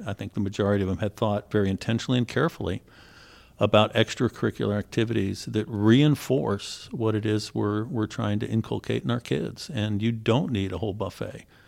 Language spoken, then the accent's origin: English; Philadelphia, Pennsylvania, United States; moved away as an adult; also born or lived in Ohio; I grew up in Philly, attended the top rated school in the state of, uh, Pennsylvania